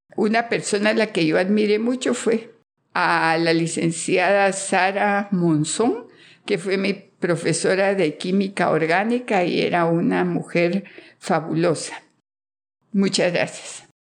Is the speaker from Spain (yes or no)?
no; Guatemala City, Guatemala Department, Guatemala; Soy de Guatemala, de la ciudad de Guatemala